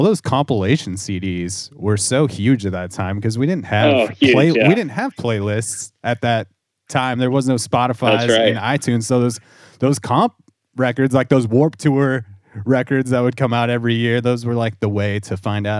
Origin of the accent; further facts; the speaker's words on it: Southern California, United States; It's funny growing up in Southern California.